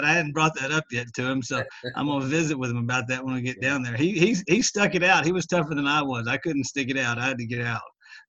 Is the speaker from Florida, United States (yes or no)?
no; small town West Texas, United States; grew up in small town West Texas, you know, about 60 miles from here.